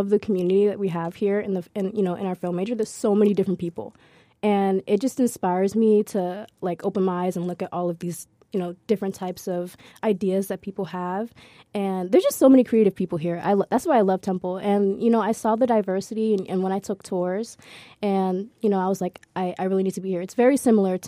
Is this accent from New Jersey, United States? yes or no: yes; Central New Jersey, United States; New Jersey, Central New Jersey, it does exist.